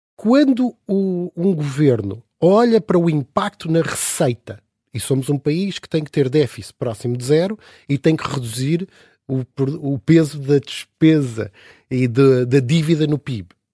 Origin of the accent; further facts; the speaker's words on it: Portugal; nós, como portugueses